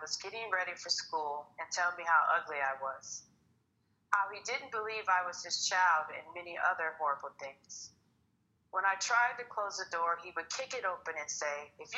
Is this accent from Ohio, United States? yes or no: no; Minneapolis, Minnesota, United States; now in Arizona, United States; I am originally from Minneapolis, Minnesota, but I've lived in Arizona for about 14 years.